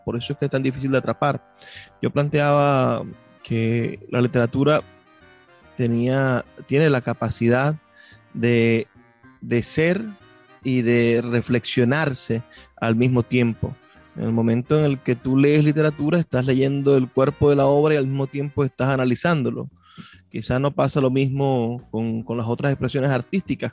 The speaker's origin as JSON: {"language": "Spanish", "country": "Venezuela"}